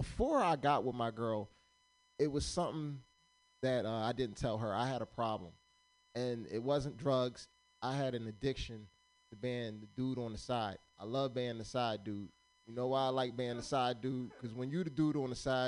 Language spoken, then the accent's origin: English; Pennsylvania, United States; now in Sacramento, United States; originally, I'm from Pennsylvania. I'm not from California.